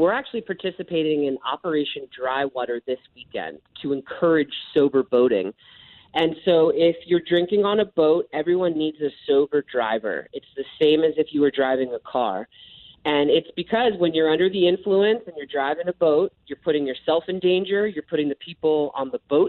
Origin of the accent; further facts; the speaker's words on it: Ireland; As an Irish woman, I need my sunscreen, and it is hot.